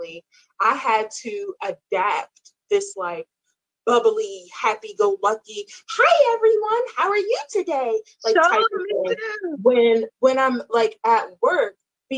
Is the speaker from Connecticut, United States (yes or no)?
no; Baltimore, Maryland, United States; I'm from Baltimore